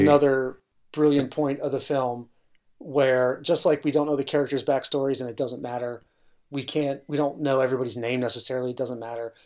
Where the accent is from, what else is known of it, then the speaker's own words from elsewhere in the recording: New York City, New York, United States; as a New Yorker